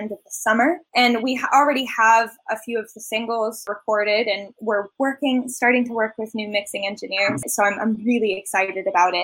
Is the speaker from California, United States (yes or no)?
yes; Los Angeles, California, United States; moved away; My family is based in LA and I'm from Los Angeles.